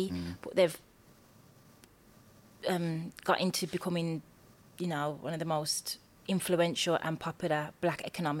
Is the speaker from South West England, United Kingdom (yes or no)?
no; Birmingham, West Midlands, United Kingdom; Growing up in Birmingham as a young black boy, I'm from Birmingham, growing up as a young black girl.